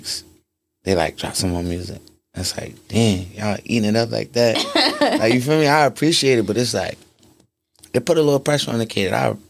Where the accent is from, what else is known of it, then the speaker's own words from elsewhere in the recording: Baltimore, Maryland, United States; I'm from Baltimore